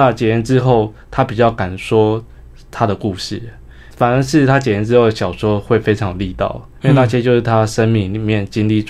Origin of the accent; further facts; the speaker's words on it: Hsinchu, Taiwan; 因为我是新竹人，其实我也小时候也不生长在台南。